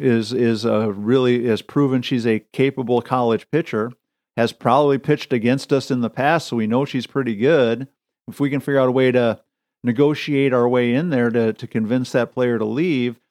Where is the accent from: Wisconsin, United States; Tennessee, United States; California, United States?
Wisconsin, United States; me growing up in Wisconsin, being a Packer fan